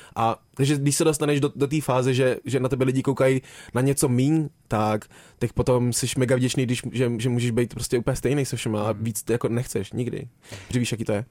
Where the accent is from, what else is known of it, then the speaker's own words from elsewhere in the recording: Plzeň, Plzeň Region, Czechia; já jsem se narodil v Plzni